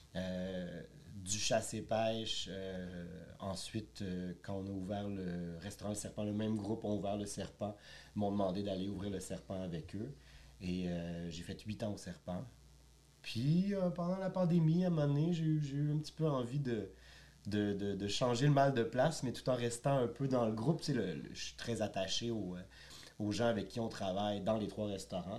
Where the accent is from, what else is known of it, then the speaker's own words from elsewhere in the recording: Quebec City, Quebec, Canada; moved away as an adult; now in Montreal, Canada; Je suis originaire de Québec. J'ai fait de la restauration à Québec pour commencer